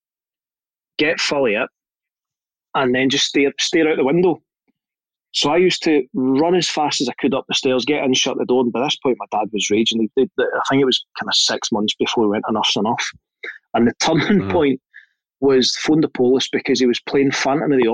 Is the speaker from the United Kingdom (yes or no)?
yes; Glasgow, Scotland, United Kingdom; I grew up in Castlemilk